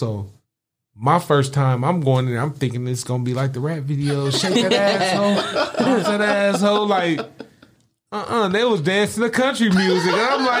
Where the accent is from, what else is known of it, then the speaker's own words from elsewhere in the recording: Racine, Wisconsin, United States; I grew up in Wisconsin.